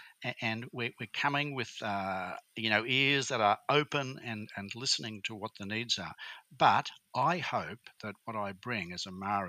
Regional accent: Brisbane, Queensland, Australia; also born or lived in Bundaberg; Well, I am firstly a Queenslander. I was born in Brisbane. I was raised in Bundaberg and Brisbane in Queensland.

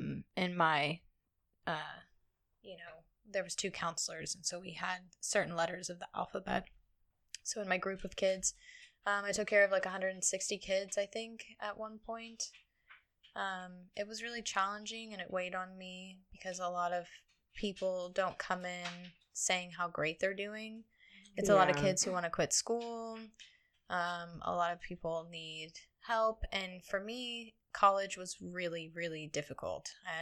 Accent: Tulsa, Oklahoma, United States; I'm from Tulsa, where people are way cooler, it seems.

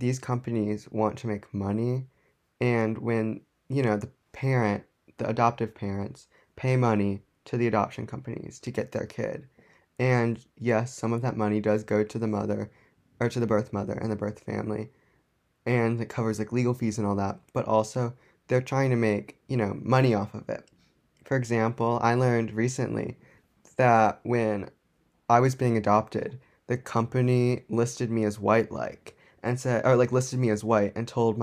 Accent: United States; I was born in the United States

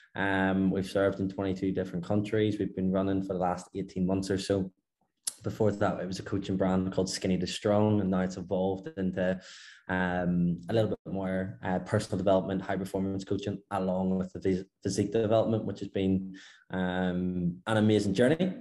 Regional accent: Belfast, Northern Ireland, United Kingdom; moved away as an adult; now in Dubai, United Arab Emirates; From Belfast, Northern Ireland

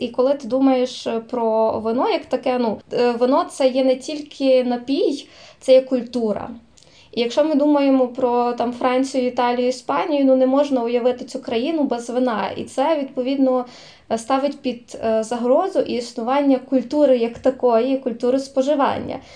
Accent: Zakarpattia Oblast, Ukraine; я з Закарпаття

